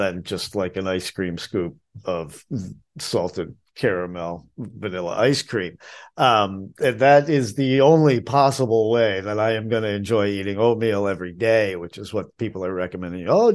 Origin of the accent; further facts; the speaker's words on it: New England, United States; now in Asheville, United States; I'm from New England